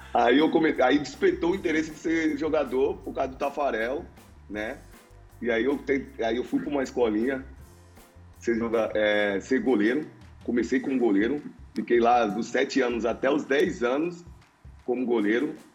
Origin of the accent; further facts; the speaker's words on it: São Paulo, Brazil; eu sou de São Paulo, né?